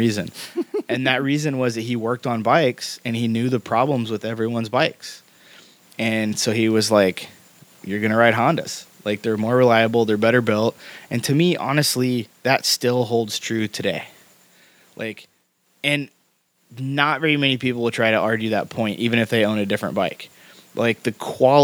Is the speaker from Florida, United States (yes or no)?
no; Indiana, United States; made like 2 hours from my hometown